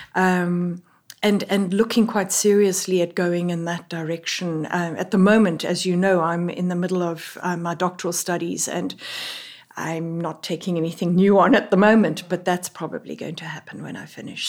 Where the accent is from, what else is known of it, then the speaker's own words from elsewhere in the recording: South Africa; moved away as an adult; now in Middletown, United States; I, as you can tell from my voice, am not from here. I am a South African